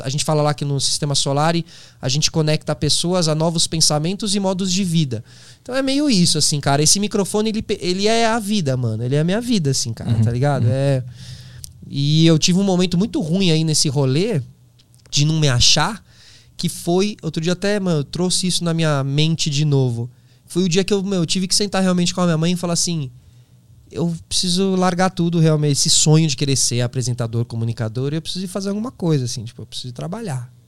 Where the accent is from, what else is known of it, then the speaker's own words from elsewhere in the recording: São Paulo, Brazil; Eu sou de São Paulo